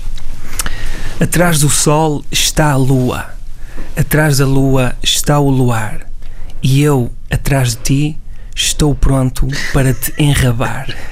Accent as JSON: {"language": "Portuguese", "town": "Vila Nova de Gaia", "region": "Porto District", "country": "Portugal", "tie": "born or raised there", "said": "eu cresci aqui neste ambiente"}